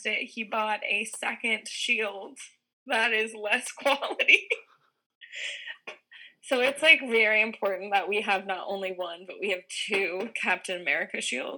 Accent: Houston, Texas, United States; moved away as an adult; now in New York City, United States; I'm originally from Texas, Houston, Texas.

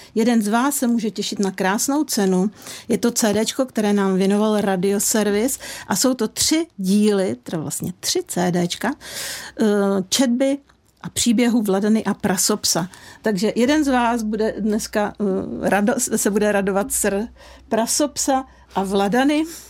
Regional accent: Czechia; my Češi

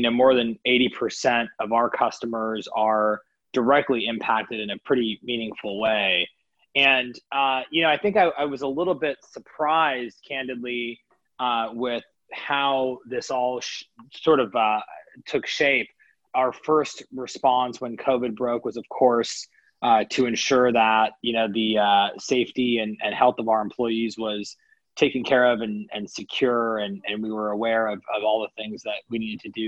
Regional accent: Kansas City, Kansas, United States; most of my upbringing was in Kansas City, Kansas.

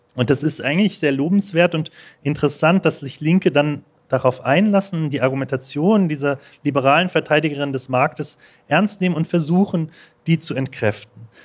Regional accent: Berlin, Germany; ich komme aus Berlin

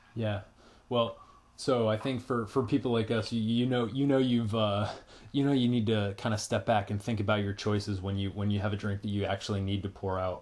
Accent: Massachusetts, United States; moved away; I am originally from Massachusetts.

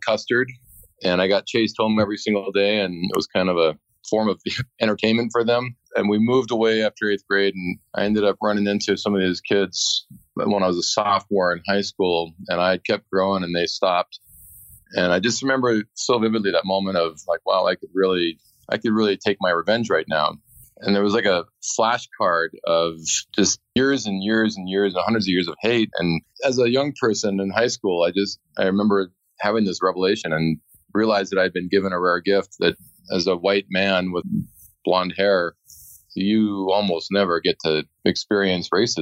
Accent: Bozeman, Montana, United States; I walked through campus in my hometown of Bozeman, Montana, Montana State University.

